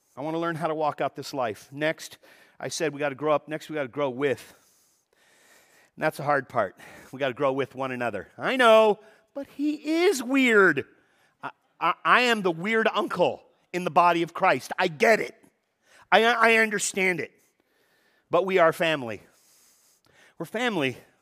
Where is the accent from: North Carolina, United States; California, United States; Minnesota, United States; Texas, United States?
California, United States; Los Angeles; I was born in Van Nuys Hospital down in the valley, no longer exists, but, uh, I was born and raised in the valley